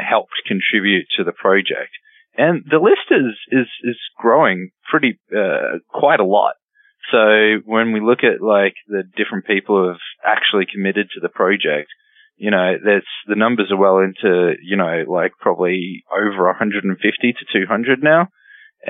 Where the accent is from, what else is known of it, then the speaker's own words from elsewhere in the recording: Brisbane, Queensland, Australia; moved away as an adult; I moved from Australia to here